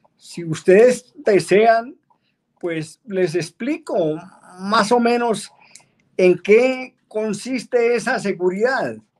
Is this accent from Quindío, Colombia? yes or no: no; Soatá, Boyacá, Colombia; Yo soy oriundo de la localidad de Soatao